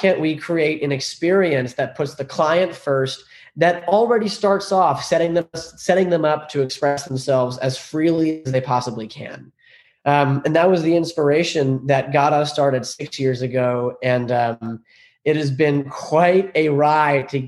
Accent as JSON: {"language": "English", "area": "Long Island", "region": "New York", "country": "United States", "tie": "born or raised there", "said": "I was raised in Long Island, New York. My parents moved here from Iran. I was the first generation born in the States"}